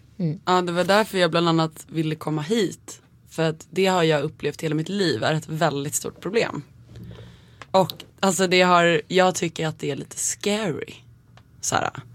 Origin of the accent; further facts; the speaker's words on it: Nacka, Stockholm County, Sweden; jag är uppväxt eh, i Kummenläs